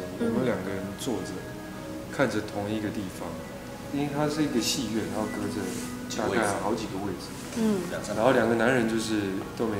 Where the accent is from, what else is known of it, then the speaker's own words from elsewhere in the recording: Taiwan; accent: Taiwanese; 我的腔应该是台语，台台湾的就传统的英语教出来的